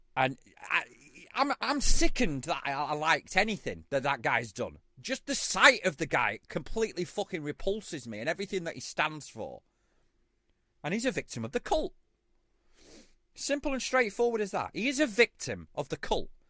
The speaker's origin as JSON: {"language": "English", "country": "United Kingdom", "said": "I'm a Brit"}